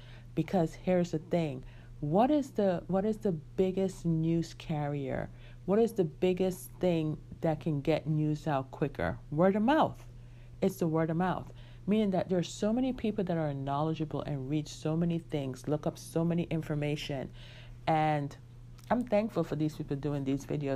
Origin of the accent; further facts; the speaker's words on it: United States; I was growing up in the United States